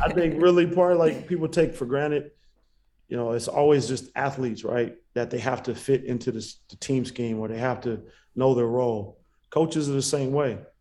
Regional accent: Bay Area, California, United States; I'm from the Bay Area

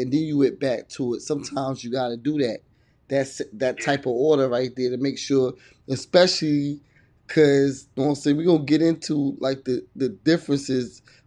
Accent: Virginia, United States; I'm from Virginia. I'm in Virginia

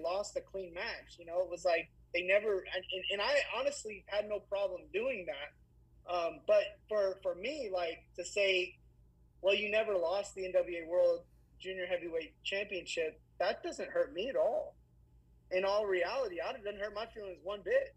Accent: Fort Worth, Texas, United States; I was from Fort Worth

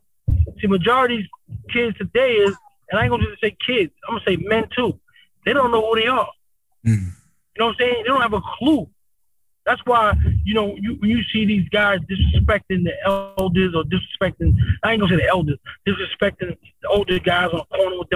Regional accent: East Coast, United States; I'm from the East Coast

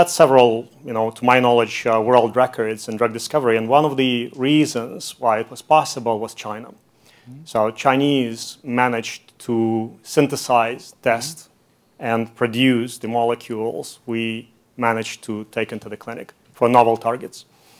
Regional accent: Latvia; born there; also born or lived in Canada; I was born in Latvia, and I'm Canadian, just to justify the name.

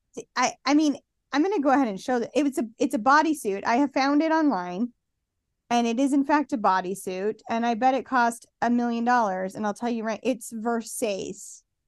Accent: Utah, United States; accent: Utah

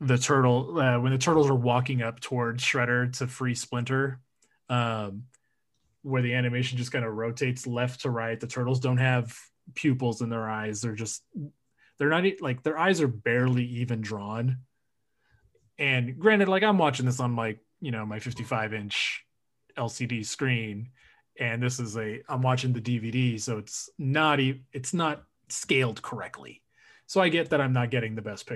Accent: California, United States; I'm from California

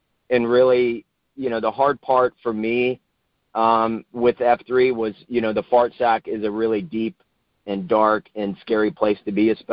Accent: Northern Virginia, United States; moved away as an adult; now in Charlotte, United States; I grew up in Northern Virginia.

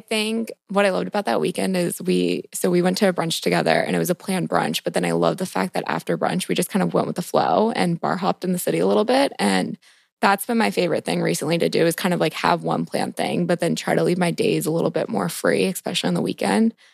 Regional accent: Montgomery County, just outside Washington, D.C., Maryland, United States; I grew up in Montgomery County, so just outside the D C border, And basically, I was born and raised in the city, never really left

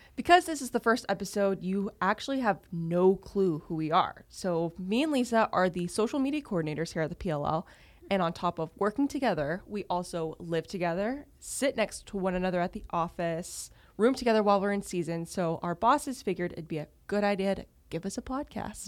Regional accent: Texas, United States; moved away; being a born and raised Texan

